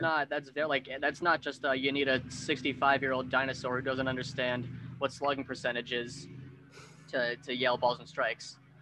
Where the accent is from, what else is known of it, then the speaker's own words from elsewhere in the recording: New York, United States; I'm from New York